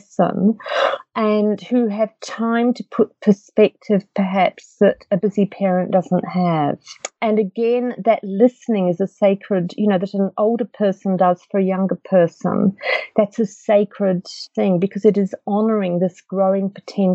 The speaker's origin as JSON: {"language": "English", "region": "England", "country": "United Kingdom", "tie": "born or raised there", "moved": "yes", "said": "I grew up in England"}